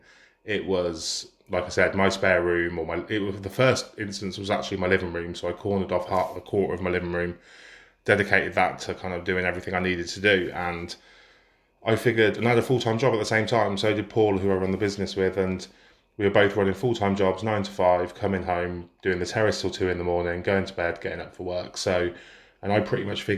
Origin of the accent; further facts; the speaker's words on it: Banbury, South East England, United Kingdom; I'm from Banbury, live in Banbury, Banbury born and bred